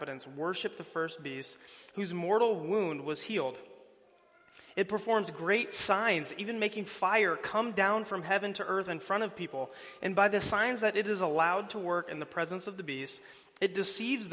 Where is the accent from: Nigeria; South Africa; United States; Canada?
United States; Fort Dodge, Iowa; moved away; I'm originally from the Fort Dodge area